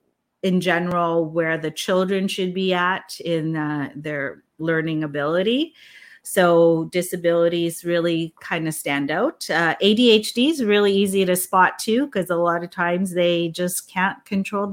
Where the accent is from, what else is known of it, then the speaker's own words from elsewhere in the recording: Philippines; now in Vancouver, Canada; I was born in the Philippines